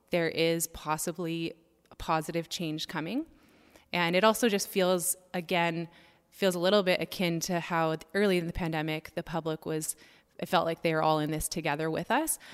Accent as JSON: {"language": "English", "region": "Ontario", "country": "Canada", "moved": "yes", "lives_now": "Langley, Canada", "said": "I'm originally from Ontario"}